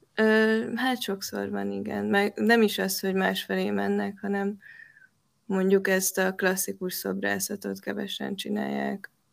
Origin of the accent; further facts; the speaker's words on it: Pécs, Baranya, Hungary; ami Pécsnek egy, ö, város része. Én ott nőttem fel